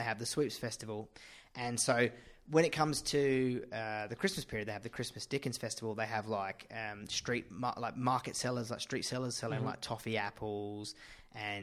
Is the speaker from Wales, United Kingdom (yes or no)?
no; Medway Towns, South East England, United Kingdom; moved away; I grew up in the Medway Towns